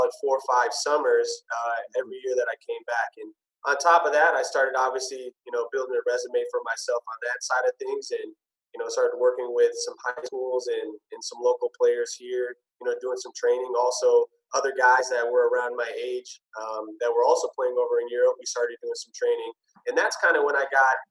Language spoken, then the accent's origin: English; Minneapolis, Minnesota, United States; I'm from Minneapolis, Minnesota. So I played basketball here, born and raised